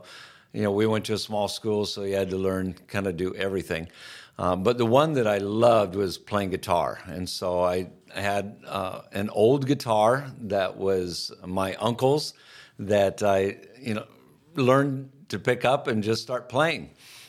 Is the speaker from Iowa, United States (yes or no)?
yes; Iowa, United States; I grew up in Iowa, grew up on a farm.